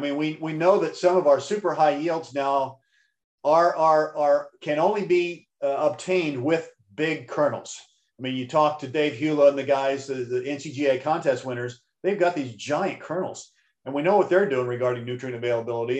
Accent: Missouri, United States; when I was a kid growing up in Missouri

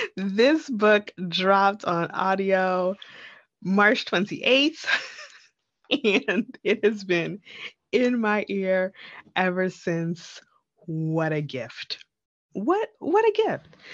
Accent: Jamaica; we're both Jamaican

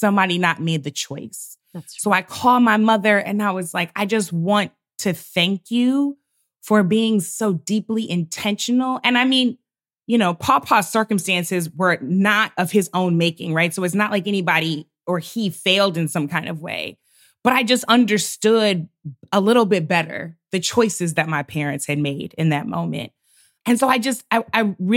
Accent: St. Louis, Missouri, United States; My father was a pastor of a large historic Black church in St. Louis, my hometown

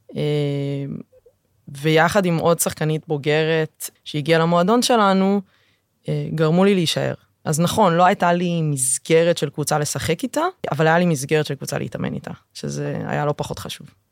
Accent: Tel Aviv, Tel Aviv District, Israel; מהשכונה שבה גדלתי. הגעתי מרמת אביב

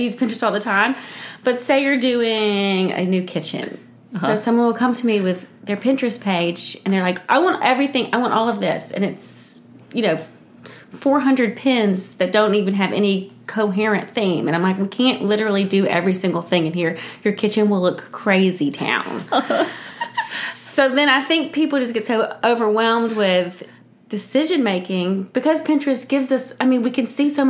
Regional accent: Columbus, Georgia, United States; moved away as an adult; also born or lived in Spain / Charlotte / New York City; So I'm from Columbus, where Jennifer's also from.

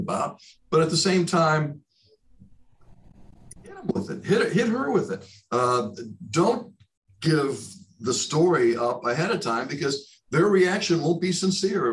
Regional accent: Chicago, Illinois, United States; also born or lived in Birmingham, Alabama; now in Philadelphia, United States; When I was growing up in Chicago

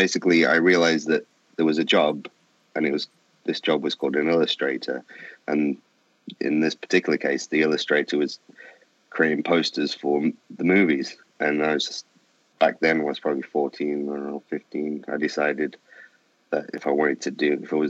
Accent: Manchester, North West England, United Kingdom; I'm from England. I originated in Manchester in the northwest of England.

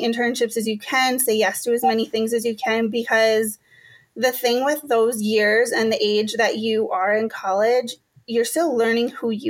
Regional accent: Menomonie, Wisconsin, United States; moved away as an adult; also born or lived in Chicago; now in St. Paul, United States; I'm from Menominee, Wisconsin, which is, it's a smallish town in western Wisconsin

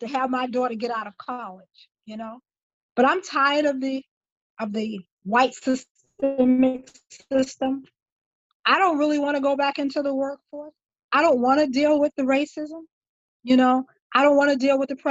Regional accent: Alabama, United States; moved away; I was born and raised in Alabama

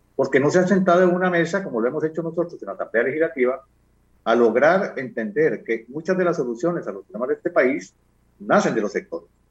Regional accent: Costa Rica; me defino como un costarricense

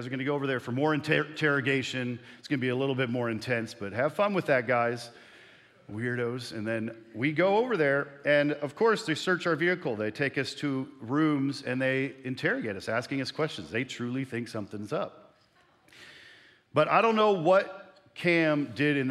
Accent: Canada; moved away; I sometimes need to cross over the border to my homeland of Canada.

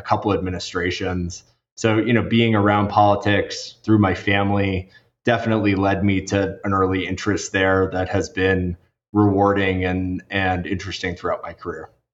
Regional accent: Washington, District of Columbia, United States; I grew up in Washington, D.C.

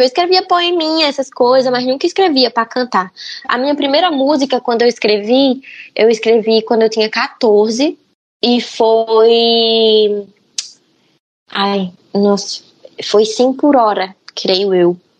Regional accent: Paraíba, Brazil; also born or lived in Feira de Santana, Bahia; Mas eu fui criada na Paraíba, eu nasci em Feira de Santana. Só que quando eu tinha nove meses, aí eu fui pra Paraíba, pro sertão

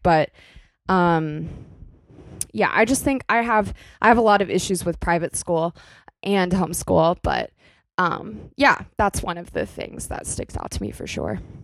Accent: Kentucky, United States; moved away as an adult; now in New York City, United States; where I, I came from in my hometown in Kentucky.

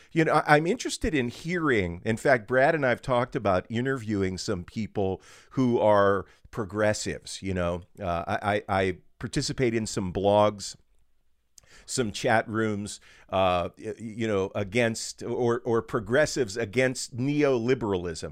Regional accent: Western Pennsylvania, United States; born and raised in Western PA

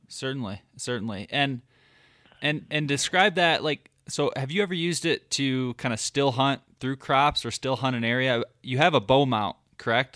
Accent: Michigan, United States; growing up in Michigan, I just never I never hunted from the ground.

